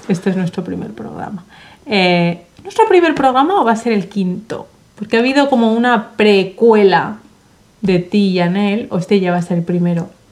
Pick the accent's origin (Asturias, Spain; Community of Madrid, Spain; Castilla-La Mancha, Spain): Community of Madrid, Spain; Madrid; yo, como bien sabes, crecí en Madrid, cerca del Retiro